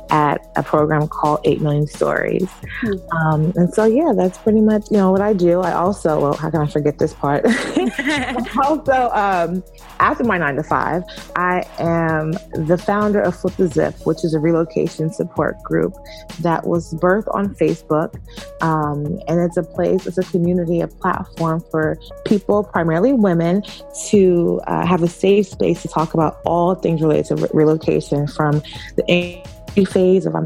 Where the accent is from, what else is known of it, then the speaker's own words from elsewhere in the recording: California, United States; also born or lived in Brooklyn / New York; I was born and raised, well, I was born in Brooklyn and raised by coastal between California, the Bay Area, and New York. I kind of spent my childhood.